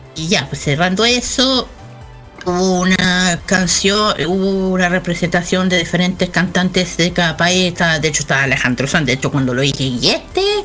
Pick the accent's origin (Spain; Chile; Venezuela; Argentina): Chile; soy de Chile.